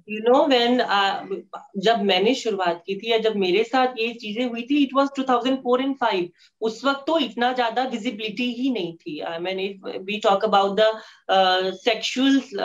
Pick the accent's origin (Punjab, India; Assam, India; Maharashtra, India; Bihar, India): Bihar, India; Katihar; moved away; कटिहार की एक सिख फैमिली से मैं बिलोंग करती हूँ uh, मैं एक uh, सरदार फैमिली में uh, जन्मी